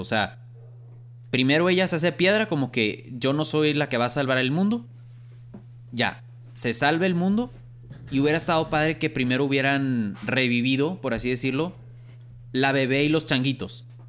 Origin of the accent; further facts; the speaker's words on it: Monterrey, Nuevo León, Mexico; somos de Monterrey, aquí en Monterrey